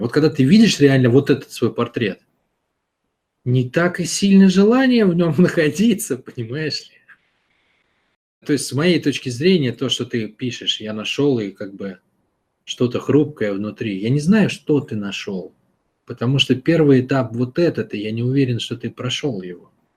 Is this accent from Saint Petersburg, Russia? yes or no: yes; Saint Petersburg, Russia; Я вырос в городе, в Питере